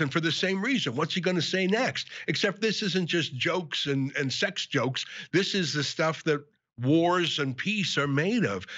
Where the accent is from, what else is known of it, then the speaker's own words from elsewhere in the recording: Canada; my own family came from Ukraine 120 years ago. Obviously, I regard myself as a Canadian